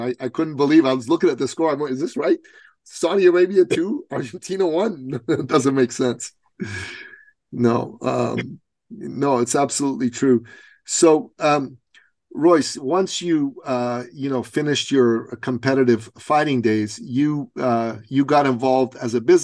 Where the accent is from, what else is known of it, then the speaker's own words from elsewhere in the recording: Iran; now in Canada; I'm from Iran originally